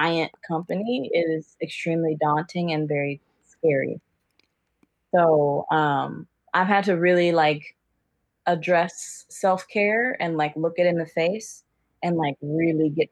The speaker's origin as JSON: {"language": "English", "town": "Cincinnati", "region": "Ohio", "country": "United States", "moved": "yes", "lives_now": "Portland, United States", "said": "I'm from Cincinnati, and right now I'm living in Portland."}